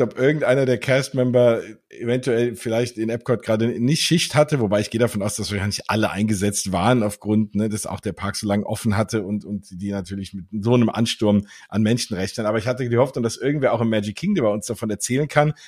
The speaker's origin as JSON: {"language": "German", "country": "Germany", "said": "als Deutsche"}